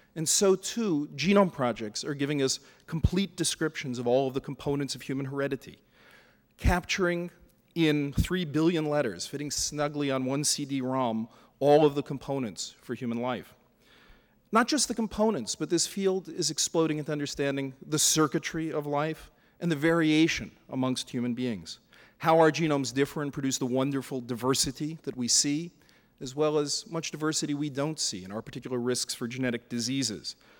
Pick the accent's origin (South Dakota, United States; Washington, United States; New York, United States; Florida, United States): New York, United States; New York City; I was a lower middle class kid from Brooklyn